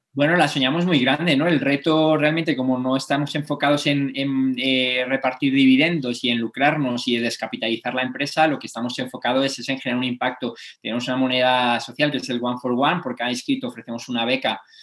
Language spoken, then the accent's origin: Spanish; Cantabria, Spain; Cantabria, mi tierra